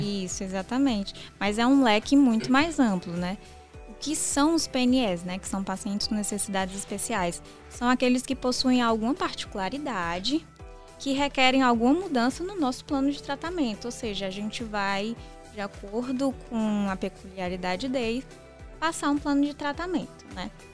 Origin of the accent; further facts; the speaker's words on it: interior of Ceará, Brazil; eu sou do interior aqui do Ceará